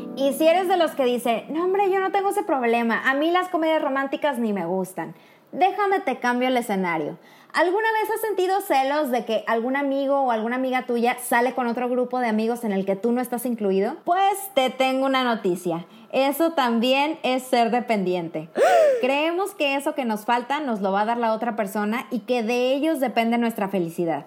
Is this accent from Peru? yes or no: no; Mexico; now in Poland; una mexicana viviendo en Polonia.